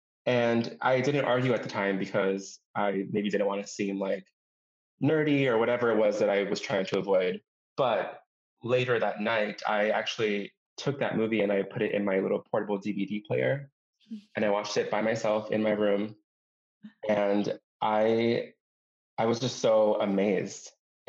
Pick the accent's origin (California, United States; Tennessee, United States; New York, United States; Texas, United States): California, United States; Los Angeles; born there; now in Milwaukee, United States; So I am not from Milwaukee originally. So my parents were both born and raised in different parts of Mexico, and they met and got married in Los Angeles, California. And that's where my sister and I were born.